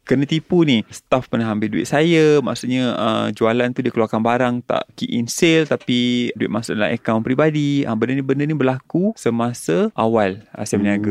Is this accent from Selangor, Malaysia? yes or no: yes; Shah Alam, Selangor, Malaysia; also born or lived in Kuala Lumpur; Saya dilahirkan di Kuala Lumpur, dibesarkan di Shah Alam.